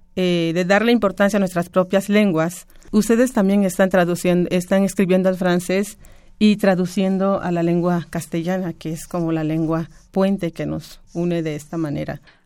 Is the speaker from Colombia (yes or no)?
no; Campeche, Mexico; soy maya de Campeche